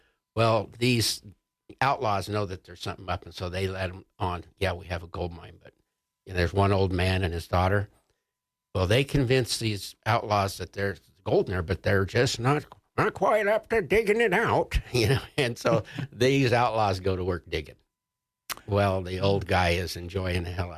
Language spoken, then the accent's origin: English; Jackson, Wyoming, United States; moved away; It's filmed there in my hometown, Jackson Hole. And yes, I lived in Jackson before it became a hole.